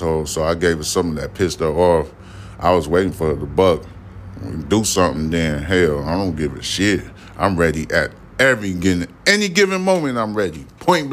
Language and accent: English; New York City, New York, United States; also born or lived in Houston, Texas; now in Texas, United States; I'm from New York City